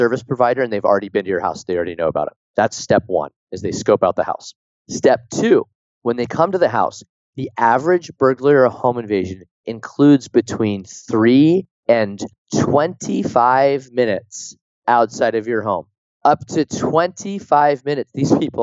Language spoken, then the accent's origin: English; Pleasanton, California, United States; my hometown in Pleasanton